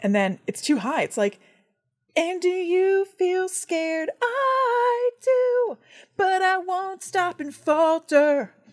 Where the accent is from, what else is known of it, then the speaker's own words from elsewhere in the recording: New Jersey, United States; we grew up in New Jersey